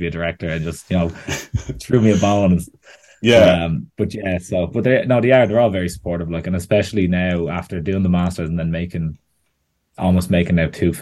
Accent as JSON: {"language": "English", "town": "Bettystown", "region": "County Meath", "country": "Ireland", "tie": "born or raised there", "said": "I'm from Bettystown in Meath, which is just the tiny bit of coast that Meath has that no one thinks exists"}